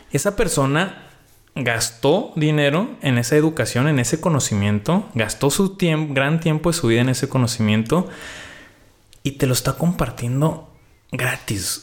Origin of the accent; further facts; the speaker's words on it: Mexico; nosotros como mexicanos pues ya tenemos un límite porque pues somos país tercermundista